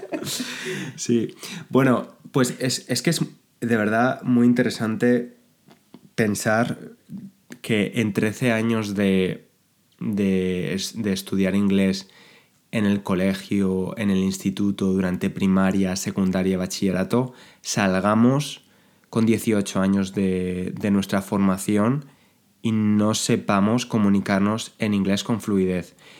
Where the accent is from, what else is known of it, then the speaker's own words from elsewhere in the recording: Spain; Somos buenos los españoles con los idiomas